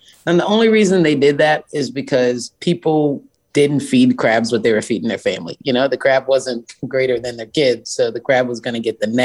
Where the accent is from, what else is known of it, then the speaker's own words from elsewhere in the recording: Charleston, South Carolina, United States; Charleston, South Carolina is my hometown. I love it. I grew up in downtown Charleston